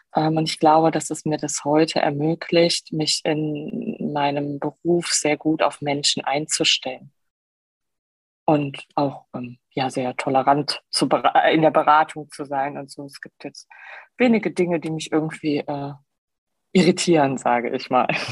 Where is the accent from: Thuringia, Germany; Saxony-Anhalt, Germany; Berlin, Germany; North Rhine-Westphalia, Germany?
North Rhine-Westphalia, Germany; Heinsberg; also born or lived in Aachen; Ich bin groß geworden bei Heinsberg